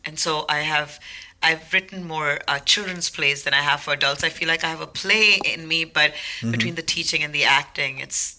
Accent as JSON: {"language": "English", "country": "India", "tie": "born or raised there", "also_born_or_lived": "Netherlands", "moved": "as an adult", "lives_now": "United States", "said": "I grew up in India."}